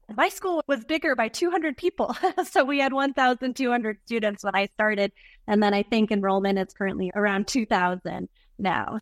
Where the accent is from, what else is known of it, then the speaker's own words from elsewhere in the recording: Arkansas, United States; moved away as an adult; also born or lived in West Texas; now in Minnesota, United States; I think I would consider myself an Arkansan. I lived most of my adult life in Arkansas. I was born in West Texas